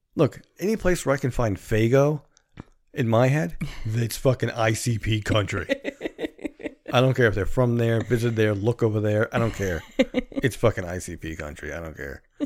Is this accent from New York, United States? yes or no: yes; New York City, New York, United States; we live in Queens. We're from Queens